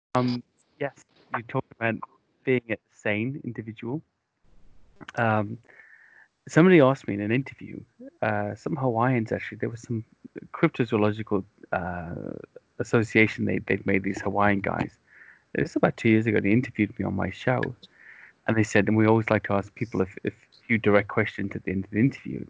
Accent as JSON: {"language": "English", "region": "Wales", "country": "United Kingdom", "tie": "born or raised there", "also_born_or_lived": "London, England", "moved": "yes", "lives_now": "near London, United Kingdom", "said": "I grew up in Wales, and um, in the the west, it rains constantly"}